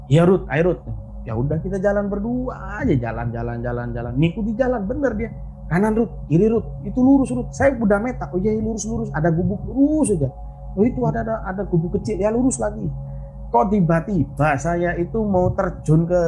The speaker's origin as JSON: {"language": "Indonesian", "town": "Surabaya", "region": "East Java", "country": "Indonesia", "said": "saya juga tidak tahu pertama kali kan ke Jogja apalagi saya orang Surabaya tidak tahu bagaimana uh, orang sana gimana"}